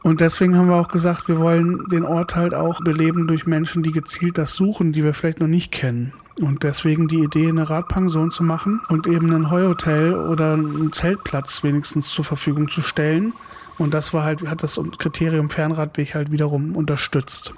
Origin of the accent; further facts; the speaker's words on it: Hesse, Germany; now in Berlin area, Germany; in meine Heimat zurückzugehen, äh, nach Hessen